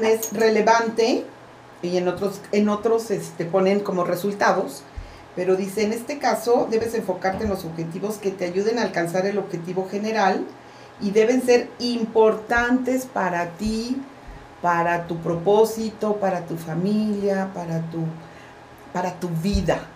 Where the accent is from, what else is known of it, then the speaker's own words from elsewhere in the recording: Veracruz, Mexico; crecí en Veracruz donde pues no se veía